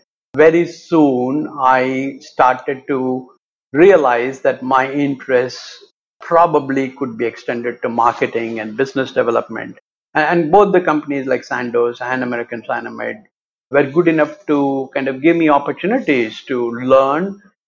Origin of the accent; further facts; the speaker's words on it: Chennai, Tamil Nadu, India; moved away; also born or lived in New Delhi / Adelaide; I was born and brought up in Chennai